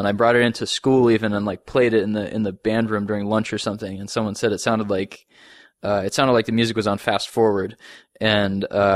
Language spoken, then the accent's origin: English; outside of Boston, Massachusetts, United States; moved away as an adult; also born or lived in Indiana; now in New York, United States; I grew up outside of Boston